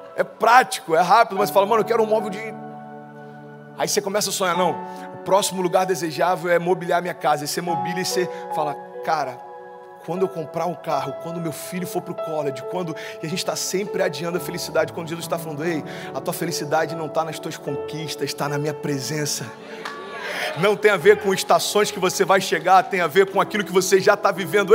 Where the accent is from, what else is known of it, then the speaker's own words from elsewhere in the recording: Cabo Frio, Rio de Janeiro, Brazil; moved away as an adult; now in Orlando, United States; Eu nasci em Cabo Frio e para quem não conhece, Cabo Frio fica na, no interior do Rio de Janeiro, próximo de Búzios. E a gente sempre brincava, cara, a gente mora num lugar onde o Brasil passa férias